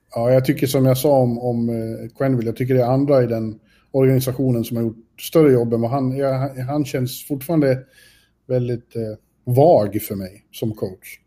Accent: Sweden; jag är svensk

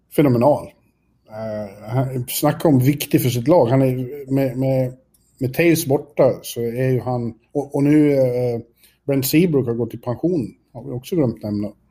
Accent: Sweden; jag är svensk

